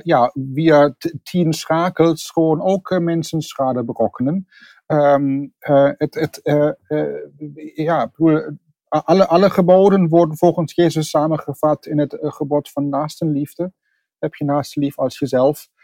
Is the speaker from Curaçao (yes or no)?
no; Germany; accent: German; Dutch is a second language; now in The Hague, Netherlands; Ik eh, ben van oorsprong Duits. Dat kunt u misschien nog horen aan mijn accent. Dat eh, leer ik niet meer af.